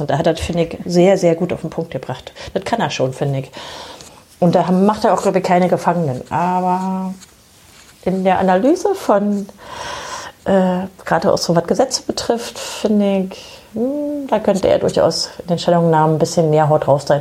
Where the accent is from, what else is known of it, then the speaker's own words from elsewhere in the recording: Germany; bei uns in Deutschland